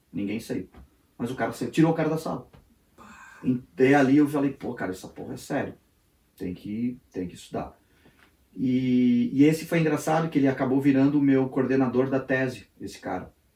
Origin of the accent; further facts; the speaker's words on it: Brazil; moved away as an adult; also born or lived in Joinville, Brazil; now in United States; sou brasileiro